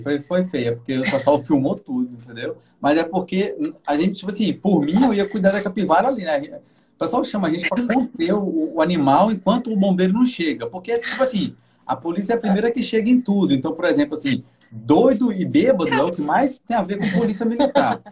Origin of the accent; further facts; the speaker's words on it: Minas Gerais, Brazil; moved away as an adult; now in Guarapari, Brazil; Eu sou de Minas também